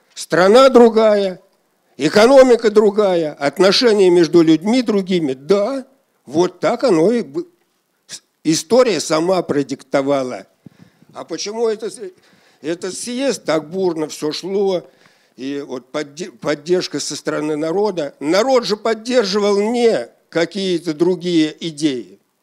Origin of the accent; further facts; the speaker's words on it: Shakhovskoy District, Moscow Oblast, Russia; Шаховской район головой. Вот откуда я родом и где я был.